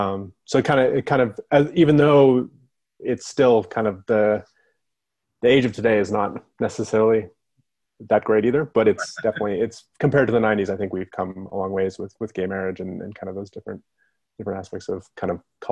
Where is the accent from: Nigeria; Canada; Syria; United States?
Canada; Calgary, Alberta; also born or lived in Vancouver; Yeah, I grew up in Canada. I grew up kind of all over. We were a family that moved around a lot, but mostly Calgary, Alberta. And I moved out to Vancouver when I was like 18, 19.